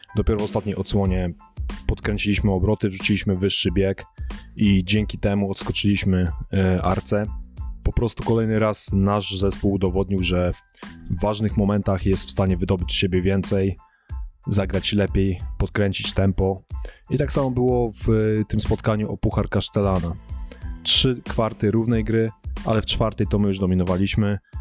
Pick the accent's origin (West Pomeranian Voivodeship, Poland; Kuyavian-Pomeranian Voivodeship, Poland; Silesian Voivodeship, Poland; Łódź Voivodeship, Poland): Kuyavian-Pomeranian Voivodeship, Poland; Włocławek; u nas we Włocławku ta koszykówka jest religią